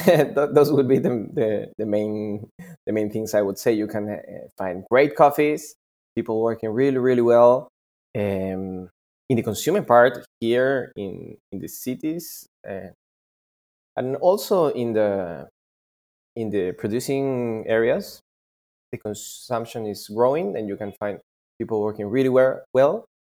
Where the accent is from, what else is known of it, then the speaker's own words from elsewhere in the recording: Peru; I'm from Peru.